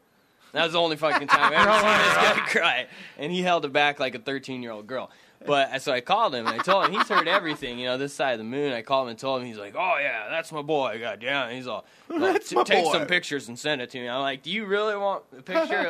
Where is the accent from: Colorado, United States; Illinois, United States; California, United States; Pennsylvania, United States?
Colorado, United States; I'm from Colorado.